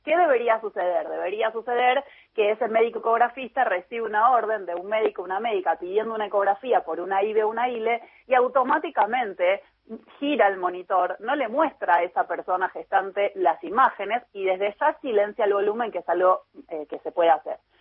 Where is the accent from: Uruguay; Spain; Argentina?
Argentina; Chubut; yo soy de Chubut